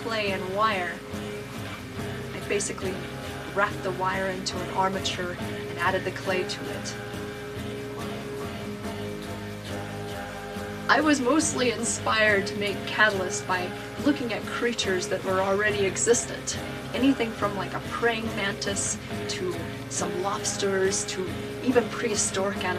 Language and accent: English; Ouray, Colorado, United States; also born or lived in California; I am from Ouray, Colorado